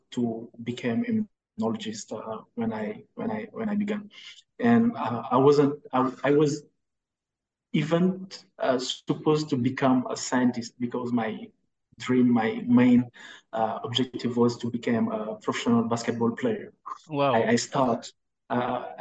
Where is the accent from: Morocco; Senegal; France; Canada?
Senegal; Dakar; I'm from Senegal, Dakar, that is the capital of Senegal, and I spent my whole, I grew up here